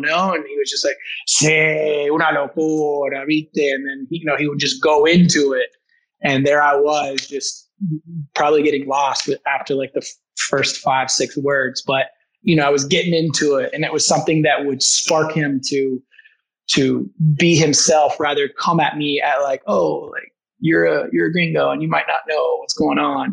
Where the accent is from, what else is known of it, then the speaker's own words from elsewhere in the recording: United States; also born or lived in Argentina; we're from the United States